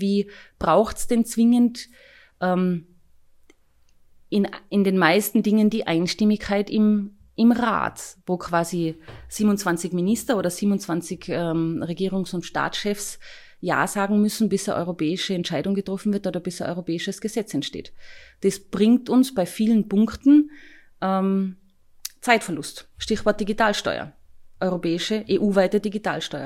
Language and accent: German; Tyrol, Austria; wohne ich zum Beispiel nach wie vor in, in Hinterdirse, wo ich herkomme, wo ich aufgewachsen bin